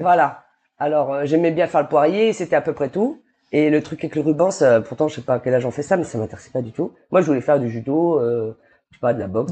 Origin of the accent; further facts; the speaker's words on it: New Caledonia; also born or lived in Dijon, France / Paris, France / Australia; je vis en Calédonie depuis mes 9 ans, je crois. Je suis née en France.